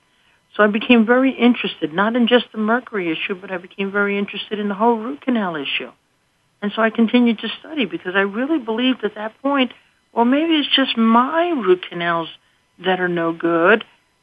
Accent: Scranton, Pennsylvania, United States; from Scranton, Pennsylvania.

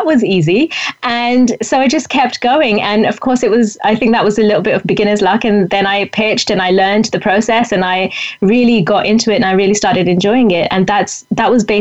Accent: India; also born or lived in London; I had seen myself as an Indian writer, an Indian journalist

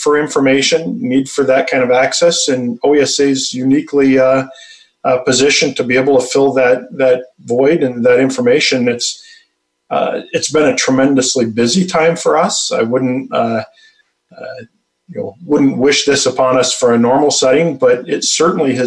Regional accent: Detroit, Michigan, United States; I'm born and raised in Michigan, the Metro Detroit area

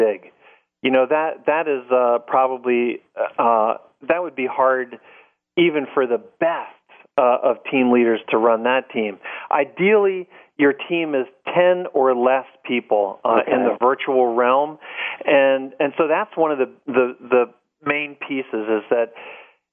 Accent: Washington, District of Columbia, United States; someone who was raised in the Washington, D.C. area

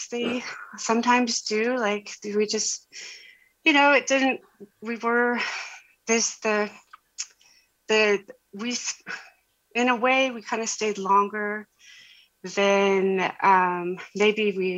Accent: United States; moved away as an adult; also born or lived in Malaysia / Guangzhou, China / Hong Kong; now in Riyadh, Saudi Arabia; I'm from the States, and my husband and I lived in Asia for 12 years abroad

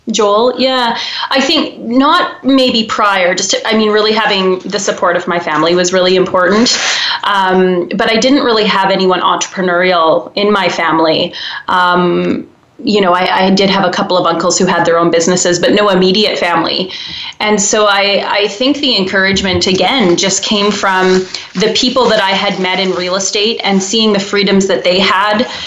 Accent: Wetaskiwin, Alberta, Canada; now in Calgary, Canada; I grew up in a small uh, central Alberta town called Wetaskiwin, and uh, I grew up on an acreage there in a farming community

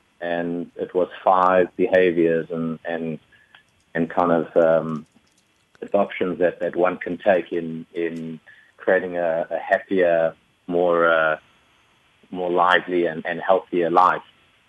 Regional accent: Johannesburg, Gauteng, South Africa; moved away as an adult; also born or lived in Manhattan, New York; now in New York, United States; I am South African, though, so if your listenership is picking up an accent, I was born in Johannesburg, South Africa, moved here 7.5 years ago.

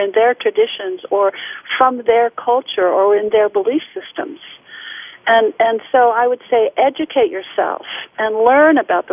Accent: United States; I was the only one from the United States in that particular symposium.

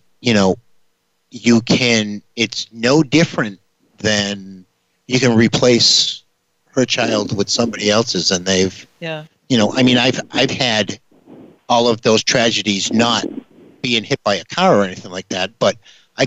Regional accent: New Bedford, Massachusetts, United States; I come from New Bedford, Massachusetts

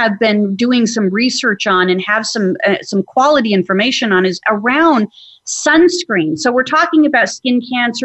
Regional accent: Arizona, United States; I grew up in Arizona

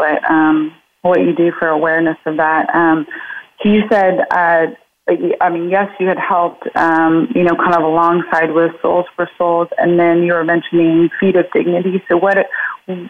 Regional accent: United States; growing up in America

